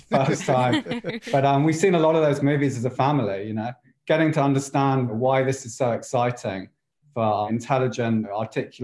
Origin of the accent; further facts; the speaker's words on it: England, United Kingdom; I'm English. I wasn't really exposed to all the American shows